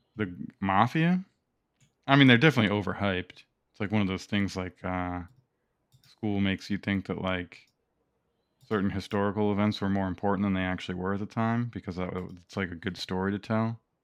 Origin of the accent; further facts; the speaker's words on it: United States; we're all American